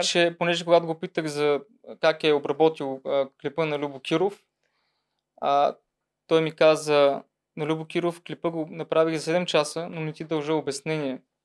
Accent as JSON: {"language": "Bulgarian", "town": "Troyan", "region": "Lovech Province", "country": "Bulgaria", "moved": "yes", "lives_now": "Sofia, Bulgaria", "said": "аз съм от Троян"}